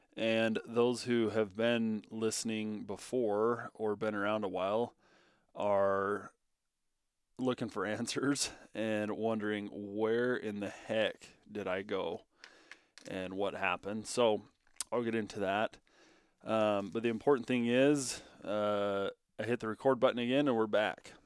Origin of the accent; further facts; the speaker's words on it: Bunkerville, Nevada, United States; moved away as an adult; now in Powell, Wyoming, United States; moved from southern Nevada, down in my hometown, Bunkerville, Nevada, all the way up to uh, Cody, Wyoming.